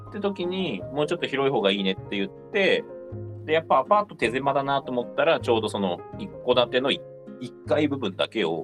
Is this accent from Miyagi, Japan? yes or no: yes; rural Miyagi, Japan; moved away as an adult; also born or lived in Kanagawa; now in Hannō, Japan; もともと僕も奥さんも地元一緒なんですよ、はい、高校から知り合いなので、うん、で、えっと、2人とも宮城の田舎出身なんですよ。